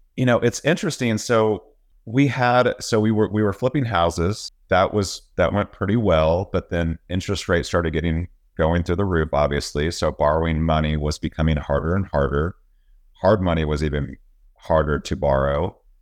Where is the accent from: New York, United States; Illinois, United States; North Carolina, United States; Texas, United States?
Texas, United States; also born or lived in Virginia; I live in Texas, I'm from Texas